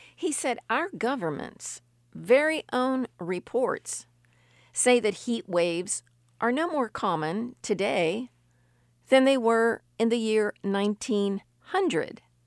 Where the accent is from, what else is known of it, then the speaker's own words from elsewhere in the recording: West Virginia, United States; We in West Virginia